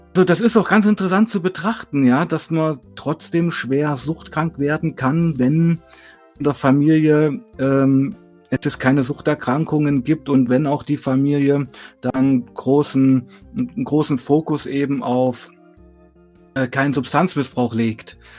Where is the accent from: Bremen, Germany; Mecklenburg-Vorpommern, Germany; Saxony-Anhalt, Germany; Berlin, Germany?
Saxony-Anhalt, Germany; Weißenfels; moved away as an adult; also born or lived in Leipzig; bin da geboren, aufgewachsen